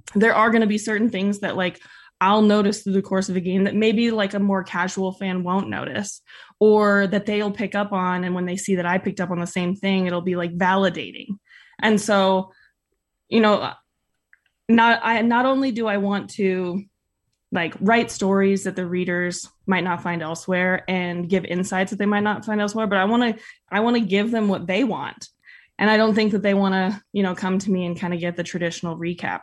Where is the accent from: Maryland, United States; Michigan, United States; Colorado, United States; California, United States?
California, United States; Northern; moved away as an adult; also born or lived in San Francisco; now in Utah, United States; growing up in Northern California